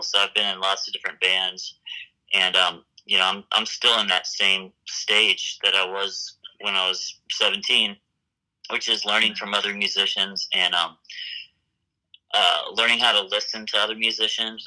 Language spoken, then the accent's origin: English; Memphis, Tennessee, United States; moved away as an adult; now in Fort Collins, United States; I grew up in Memphis, Tennessee